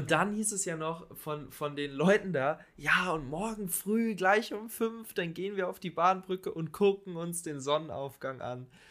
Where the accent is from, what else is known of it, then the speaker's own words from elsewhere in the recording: Falkensee, Brandenburg, Germany; wir sind in Falkensee zur Schule gegangen, haben da gelebt